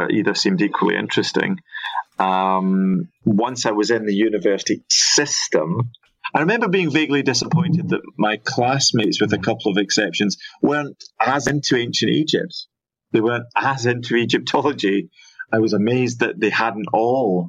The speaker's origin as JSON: {"language": "English", "region": "Scotland", "country": "United Kingdom", "tie": "born or raised there", "also_born_or_lived": "Liverpool", "moved": "as an adult", "said": "growing up in Scotland"}